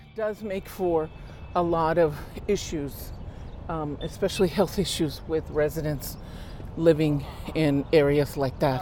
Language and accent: English; Los Angeles, California, United States; I've seen it be built. I've lived here my whole life